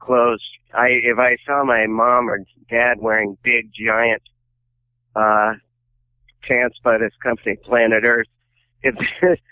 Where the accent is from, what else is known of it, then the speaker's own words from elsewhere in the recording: Missoula, Montana, United States; moved away; I grew up in Missoula, Montana.